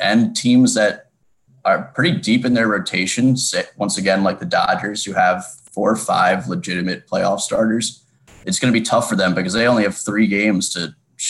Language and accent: English; Bethesda, Maryland, United States; moved away as an adult; also born or lived in New Orleans, Louisiana; I was born and raised in Bethesda, Maryland.